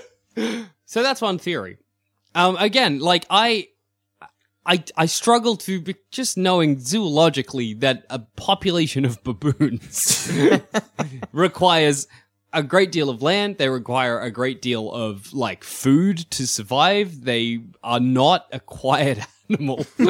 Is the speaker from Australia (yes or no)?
yes; Australia; being an Australian